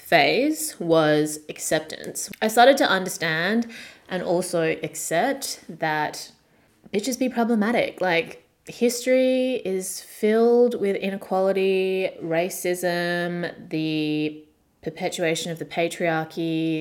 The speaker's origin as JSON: {"language": "English", "country": "Australia", "tie": "born or raised there", "said": "growing up in the very small white suburb that I grew up in Australia."}